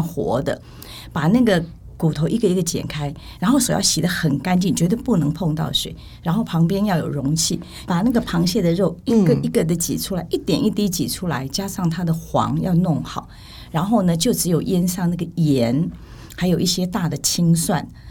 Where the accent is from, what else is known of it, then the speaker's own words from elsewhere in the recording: Taiwan; also born or lived in Kinmen (family origin); 其实我也不是在金门出生，我是在台湾